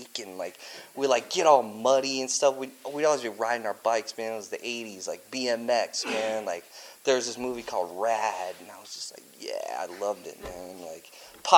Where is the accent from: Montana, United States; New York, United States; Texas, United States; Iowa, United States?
Iowa, United States; Cedar Rapids; also born or lived in Peoria, Illinois; I was born in Peoria, Illinois. And then when I was like 1.5, we moved to Cedar Rapids, Iowa. And so that's the best childhood ever, man.